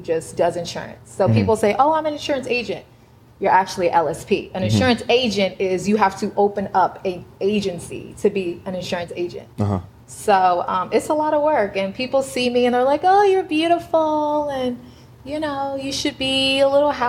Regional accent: Atlanta, Georgia, United States; I'm from Atlanta

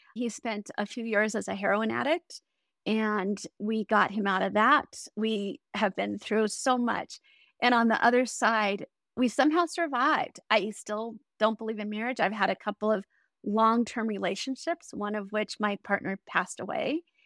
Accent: Colorado Springs, Colorado, United States; I grew up in Colorado Springs

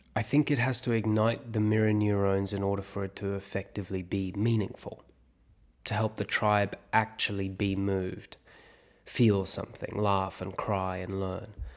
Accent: South Africa; moved away; I grew up in South Africa

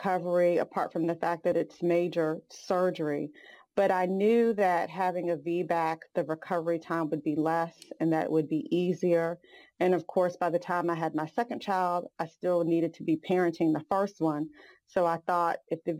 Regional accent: Hampton, Virginia, United States; now in Greensboro, United States; Growing up in Hampton, Virginia, and being besties since infancy

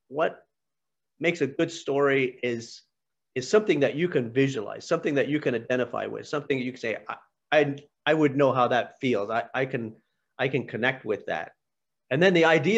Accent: Pennsylvania, United States; moved away; When I was a little boy, I was born in Pennsylvania, and we lived on a small farm

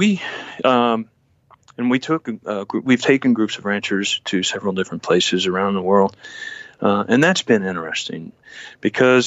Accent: Victoria, Texas, United States; we say we're from Texas

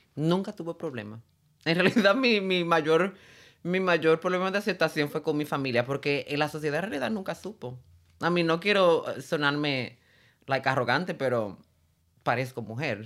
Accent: San Juan, Puerto Rico; yo me crié en Puerto Rico

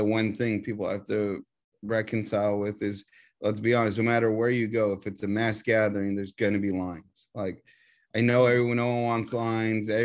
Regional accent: Texas, United States; I'm from Texas.

